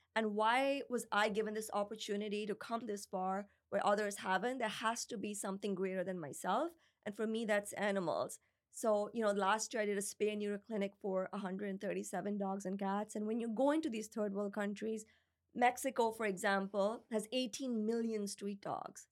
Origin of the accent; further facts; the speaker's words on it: Pakistan; also born or lived in United States; now in Canada; When I grew up in Pakistan, there's like stray dogs and cats everywhere